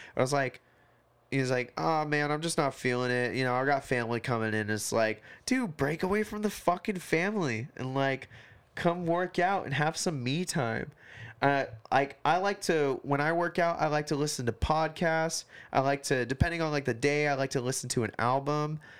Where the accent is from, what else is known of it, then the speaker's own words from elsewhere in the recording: Hawaii, United States; now in Portland, United States; I'm from Hawaii